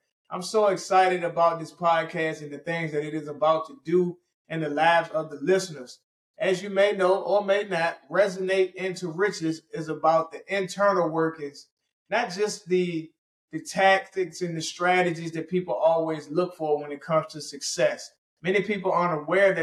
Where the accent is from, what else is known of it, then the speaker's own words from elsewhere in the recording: Richmond, Virginia, United States; I'm originally from Richmond, Virginia